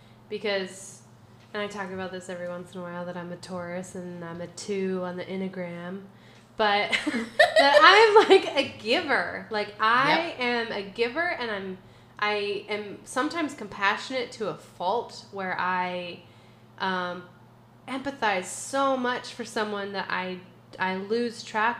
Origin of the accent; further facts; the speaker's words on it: Oregon, United States; So I grew up on the Oregon coast. So the ocean will always be my resting place.